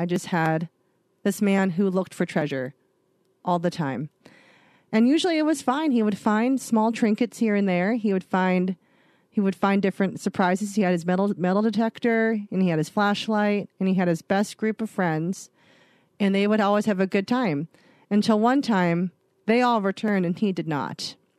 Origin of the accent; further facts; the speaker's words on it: North Dakota, United States; I grew up in the Dakotas. We just went back and forth between the two, but we've maintained our time in North Dakota.